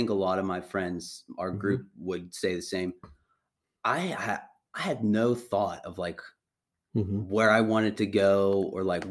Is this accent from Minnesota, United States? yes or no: no; Wheeling, West Virginia, United States; we grew up in Wheeling.